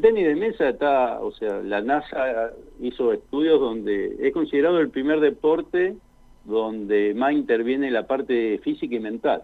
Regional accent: San Nicolás de los Arroyos, Buenos Aires Province, Argentina; also born or lived in China Muerta, Neuquén; now in Plottier, Argentina; yo soy de San Nicolás, provincia de Buenos Aires.

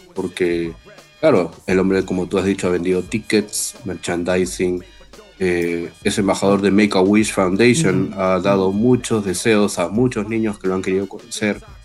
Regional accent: Peru; somos este, peruanos

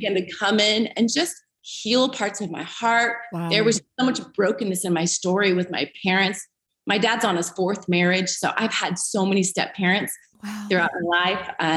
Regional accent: Eureka, California, United States; moved away as an adult; also born or lived in Redding, California; now in Greenville, United States; I was raised in Northern California, Eureka, so not far from where Bethel's at, about 3 hours on the coast.

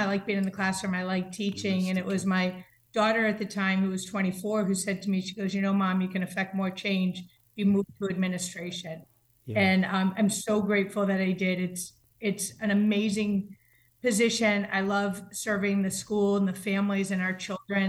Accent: Massachusetts, United States; moved away as an adult; also born or lived in West Hartford, Connecticut; I grew up in Massachusetts, so I am also a cradle Catholic

